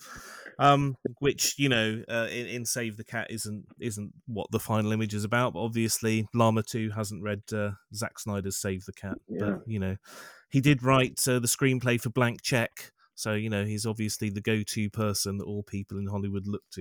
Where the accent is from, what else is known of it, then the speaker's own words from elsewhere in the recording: Montreal, Quebec, Canada; born there; I was born in Montreal. Oh. I don't sound French Canadian, but I am by birth.